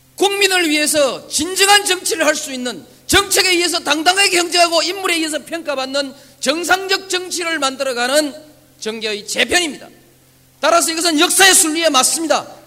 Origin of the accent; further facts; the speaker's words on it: Yeongnam, South Korea; 나는 그저 영남이니까, 태생이 영남이니까